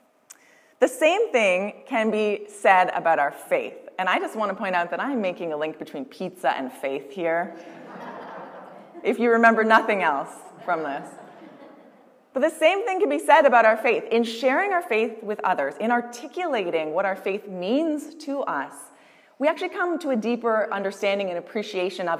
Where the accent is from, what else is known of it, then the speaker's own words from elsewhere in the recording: Windsor, Ontario, Canada; moved away as an adult; also born or lived in Toronto; now in Maidstone, Canada; It wasn't until I moved away from Windsor that I realized that Windsor pizza was a thing